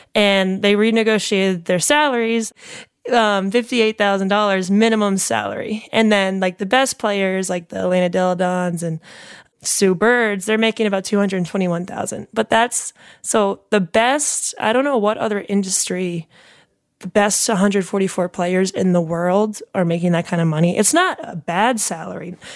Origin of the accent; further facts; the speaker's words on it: New York area, Connecticut, United States; moved away as an adult; also born or lived in Barcelona; now in Chicago, United States; I grew up in the New York area